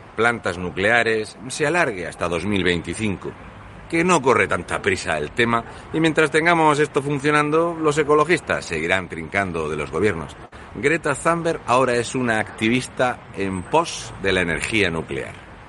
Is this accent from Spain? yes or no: yes; Fuente Álamo, Region of Murcia, Spain; en mi pueblo, de toda la vida